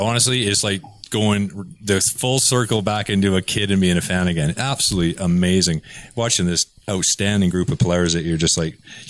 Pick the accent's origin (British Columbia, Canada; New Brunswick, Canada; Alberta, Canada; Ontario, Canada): British Columbia, Canada; I'm from British Columbia, man.